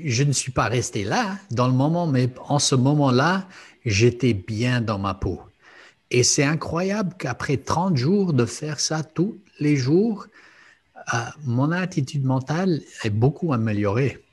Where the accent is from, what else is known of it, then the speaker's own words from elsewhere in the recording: Luxembourg; J'ai grandi au Luxembourg